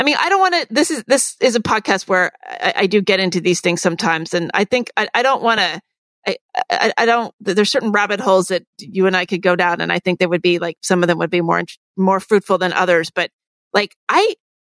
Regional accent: New Jersey, United States; We're from New Jersey and we're of a certain age

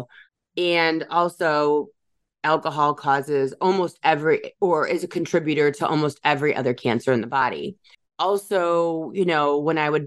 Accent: Chicago, Illinois, United States; also born or lived in Michigan; my hometown here in the Chicagoland area

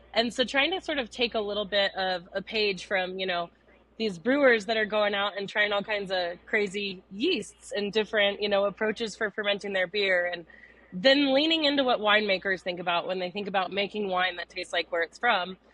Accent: Denver, Colorado, United States; I grew up in Denver

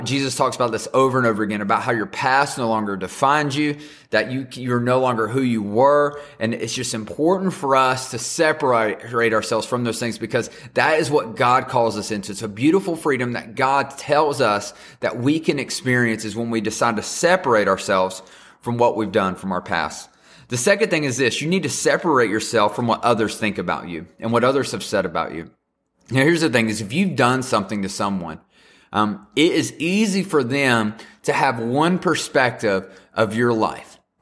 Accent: the South, United States; I'm just from the South and can't say things correctly.

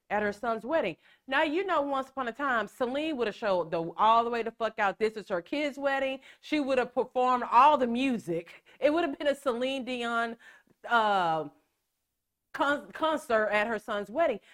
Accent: Texas, United States; we're from Texas

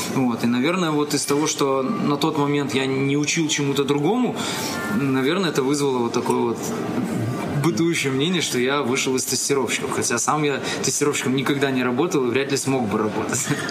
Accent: Minsk, Belarus; moved away as an adult; now in Kyiv, Ukraine; я сам коренной, коренной минчанин и всю жизнь прожил в Минске

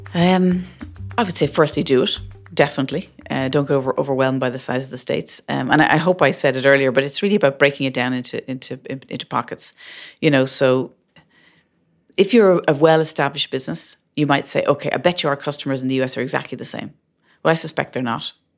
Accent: Ireland; moved away as an adult; But being Irish in that mix certainly helps

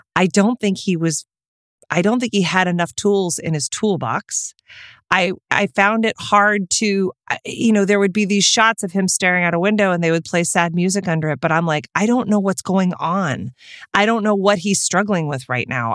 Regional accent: Texas, United States; I am from Texas

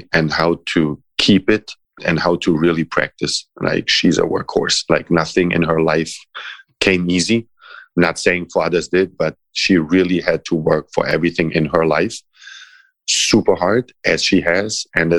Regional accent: Croatia; English is a second language; also born or lived in Italy / Germany; like maybe because I'm half a gypsy myself and I grew up a little bit in Croatia. I spent some time growing up in Italy. I spent some time growing up in Germany.

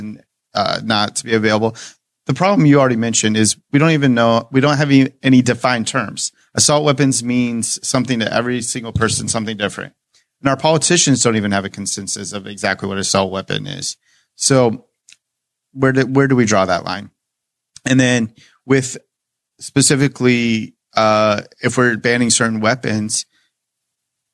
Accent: Greenwood, Indiana, United States; also born or lived in Elkhart County, Indiana; my hometown of Greenwood

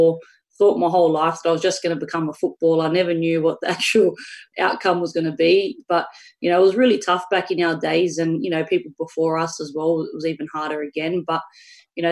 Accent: Australia

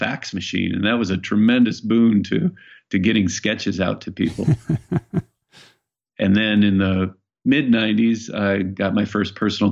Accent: Iowa, United States; moved away as an adult; also born or lived in Los Angeles, California; now in Bainbridge Island, United States; I grew up in Iowa

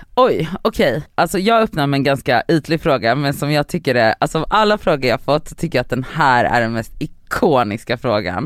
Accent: Gothenburg, Västra Götaland, Sweden; Backaplan ligger på hissingen och det var ganska nära från Biskop där jag växte upp till Backaplan

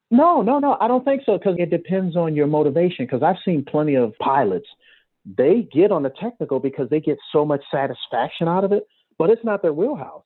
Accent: Cleveland, Ohio, United States; I'm from Cleveland

